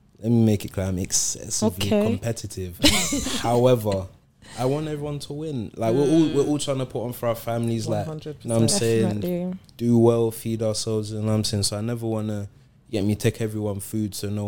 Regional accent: London, United Kingdom; I'm from South Norwood.

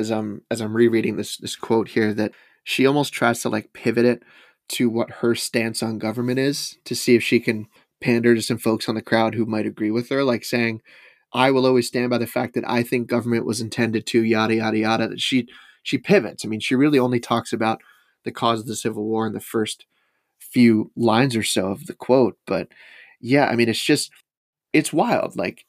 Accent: the South, United States; Yes, I know it was about slavery. I'm from the South. Of course I know it's about slavery, end quote.

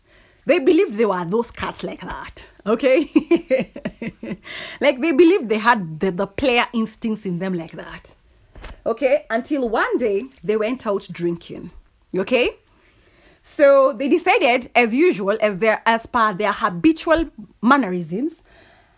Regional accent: Kikuyu, Central Kenya, Kenya; I'm from the Kikuyu community

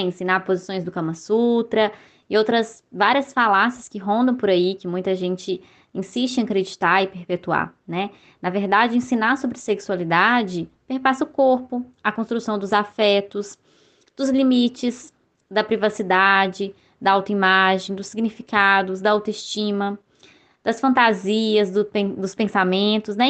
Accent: Belo Horizonte, Minas Gerais, Brazil; eu sou aqui de BH

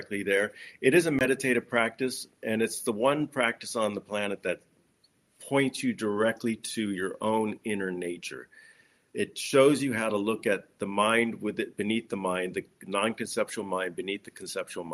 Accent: Los Angeles, California, United States; I grew up in Los Angeles

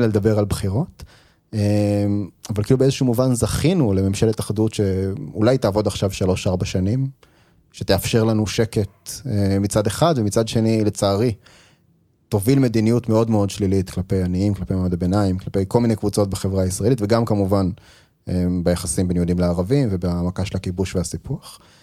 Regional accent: Israel; כישראלי, שאני אף פעם לא הייתי בארצות הברית

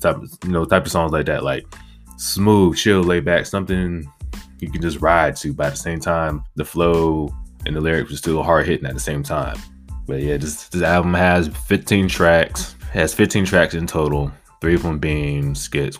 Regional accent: Virginia, United States; I am from Virginia

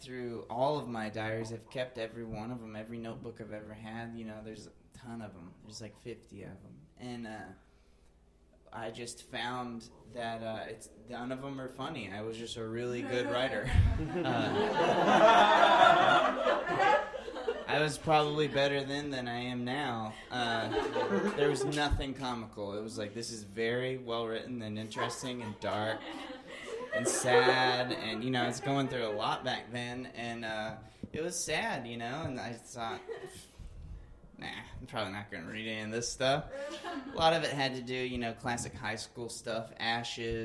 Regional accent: Alabama, United States; I grew up in Alabama

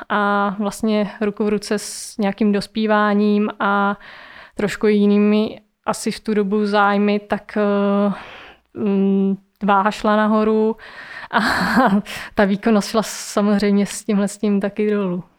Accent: Brandýs, Czechia; jsme měli v Brandýse, odkud pocházím

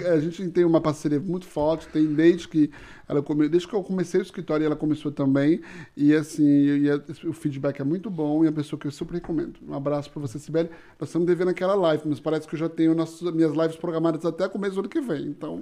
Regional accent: Toronto, Ontario, Canada; Eu nasci em Toronto e eu sou o canadense de meia tigela.

